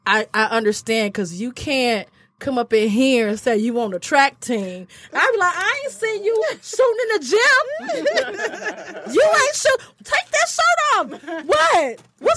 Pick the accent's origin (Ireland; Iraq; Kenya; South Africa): Kenya; I'm from Kenya. We shaped like a Coke bottle.